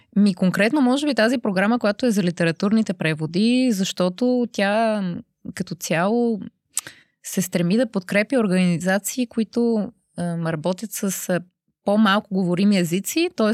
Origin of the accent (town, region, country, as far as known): Bulgaria; moved away as an adult; now in Brussels, Belgium